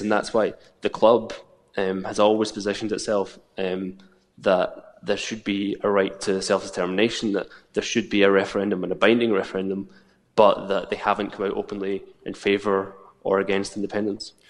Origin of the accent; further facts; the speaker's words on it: Scotland, United Kingdom; as a Scot